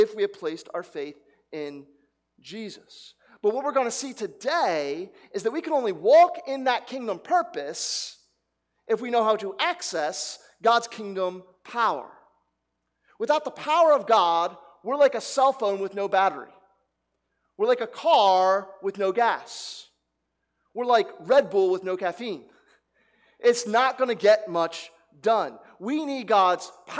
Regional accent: New Jersey, United States; I grew up in New Jersey where a gas attendant would fills up the tank for you.

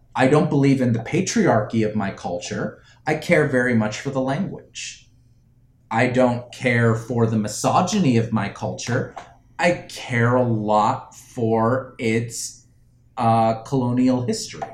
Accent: United States; I was born in the United States. I was raised in the United States

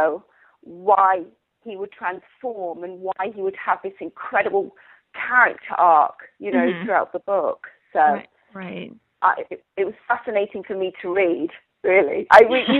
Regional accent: England, United Kingdom; moved away; I grew up in England

